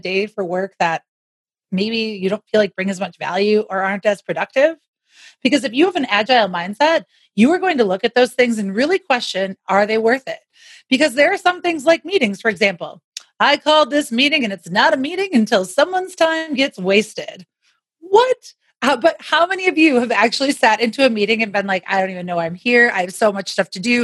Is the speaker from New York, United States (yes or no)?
no; Wisconsin, United States; now in Denver, United States; I'm from Wisconsin originally